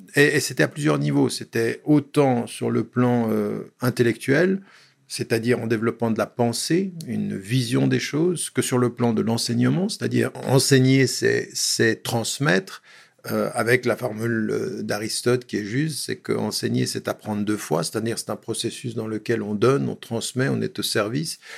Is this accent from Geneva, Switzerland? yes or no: yes; Geneva, Switzerland; je suis né à Genève il y a bien longtemps et euh, j'ai fait toute ma scolarité à Genève